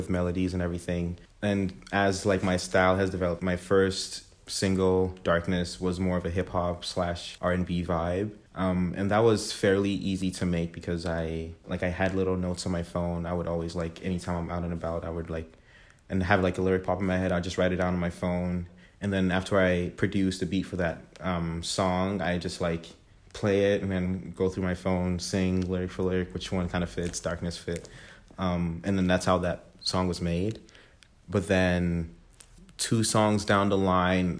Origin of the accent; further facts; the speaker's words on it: Ghana; also born or lived in Toronto, Canada; now in Kingston, Canada; Born and raised in Ghana in West Africa, moved to Toronto in December 2013.